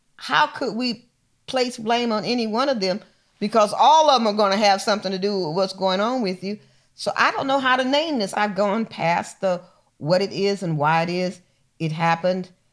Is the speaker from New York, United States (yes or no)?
no; Missouri, United States; moved away; I was born in Missouri, so you gotta show me